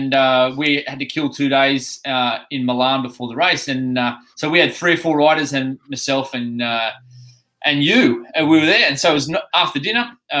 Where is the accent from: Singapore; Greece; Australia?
Australia; now in United Kingdom; when I go back to Oz